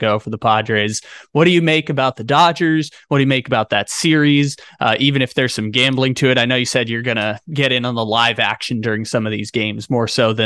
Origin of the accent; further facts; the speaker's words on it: San Diego, California, United States; my hometown team